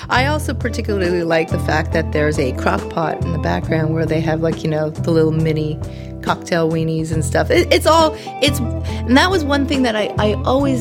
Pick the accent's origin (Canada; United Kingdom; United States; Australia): Canada; As a Canadian